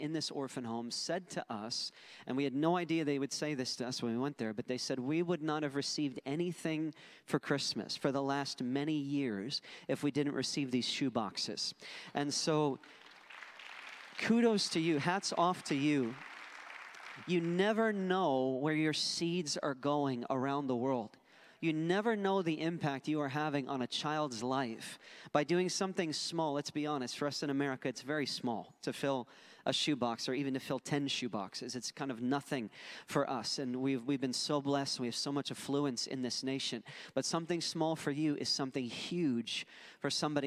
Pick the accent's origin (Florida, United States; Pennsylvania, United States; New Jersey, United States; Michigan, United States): Pennsylvania, United States; Philadelphia; moved away as an adult; also born or lived in Buffalo, New York; I was born and raised in Philadelphia